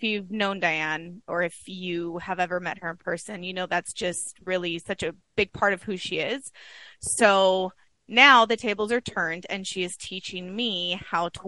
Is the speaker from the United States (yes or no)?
yes; California, United States; moved away as an adult; now in Arizona, United States; we were born and raised in California